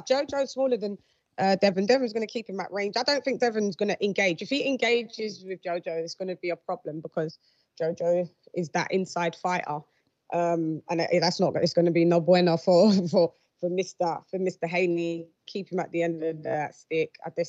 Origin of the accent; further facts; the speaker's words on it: United Kingdom; Get used to it. I'm British.